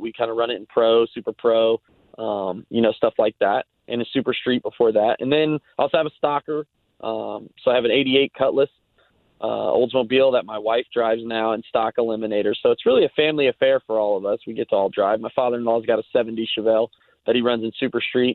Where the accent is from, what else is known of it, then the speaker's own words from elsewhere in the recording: Gahanna, Ohio, United States; moved away as an adult; now in Nashville, United States; I grew up in Columbus, Ohio. Um, I grew up in a suburb called Gahanna